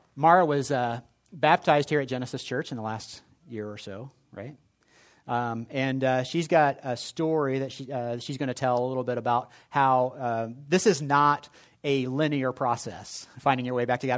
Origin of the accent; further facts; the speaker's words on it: Indianapolis, Indiana, United States; I grew up in Indianapolis